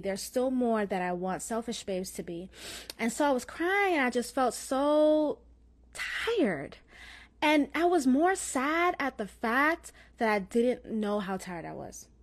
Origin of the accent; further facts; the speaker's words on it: Florida, United States; accent: slight Jamaican; I have Jamaican in my blood, although I was born in Florida, but I have Jamaican parents. So you may have, you may hear, like, a slight Jamaican accent.